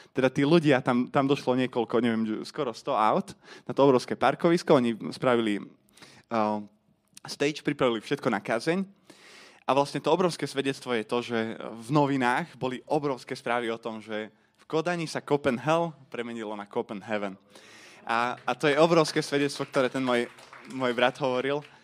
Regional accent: Komárno, Nitra Region, Slovakia; som z Komárna

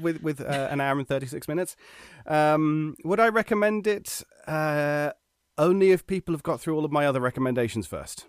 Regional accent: United Kingdom; as a British person

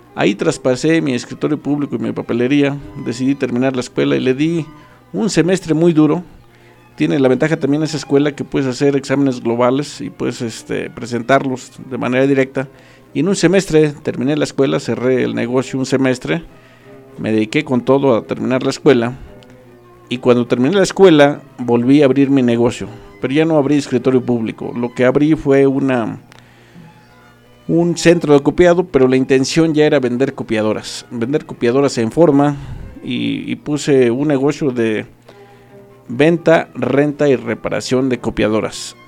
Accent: Acambay, State of Mexico, Mexico; also born or lived in Temascalcingo; yo soy originario de Santa María la Loma, ahí nazco, nazco un 6 de noviembre de 1981

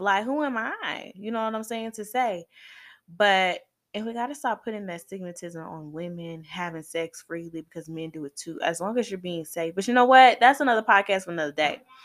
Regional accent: Atlanta, Georgia, United States; I'm from Zone Six

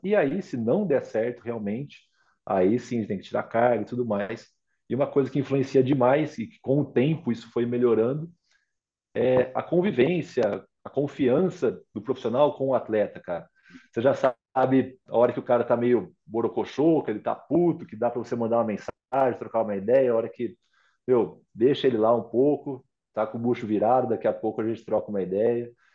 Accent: Pirassununga, São Paulo, Brazil; moved away; Eu sou de Pirassununga

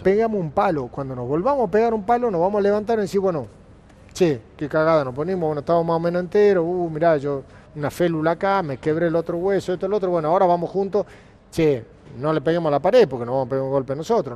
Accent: Argentina; a los argentinos

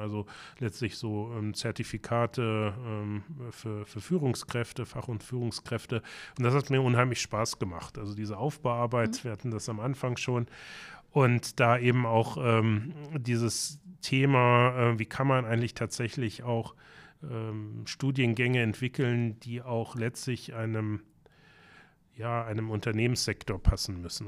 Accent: Braunschweig, Lower Saxony, Germany; now in Hamburg, Germany; in meiner Heimatstadt Braunschweig

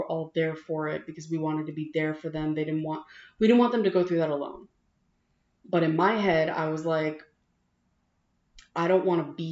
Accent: New Jersey, United States; growing up in New Jersey

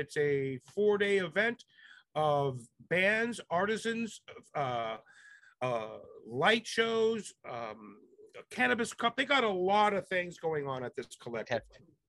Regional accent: Jamaica; My mother was the director general of the embassies of Jamaica. And I grew up a lot in Jamaica with Jamaicans.

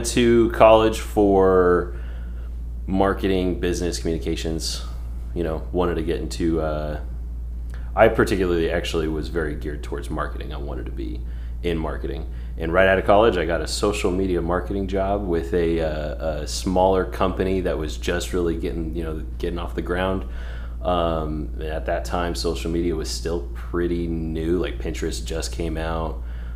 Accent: Northern California, United States; moved away as an adult; also born or lived in Houston; I grew up in California. So Northern California.

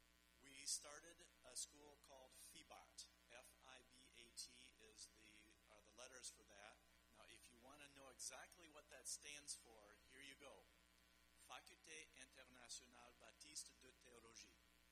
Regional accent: Central African Republic; also born or lived in Chad / Paris, France; So I grew up in the Central African Republic and the Chad. My story goes like this. I was born in Paris, France, but I'm not a Frenchman. I grew up in Africa, but I'm not an African.

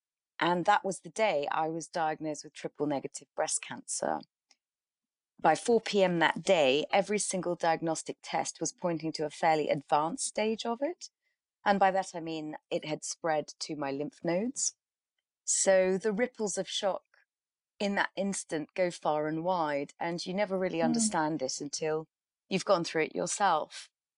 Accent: England, United Kingdom; also born or lived in Karachi, Pakistan / Middle East; I was born in Karachi and spent my childhood between England and the Middle East.

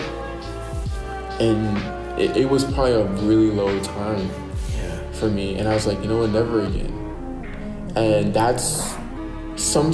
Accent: Virginia, United States; moved away; I had a group of friends who I was really close with back in my hometown, Virginia

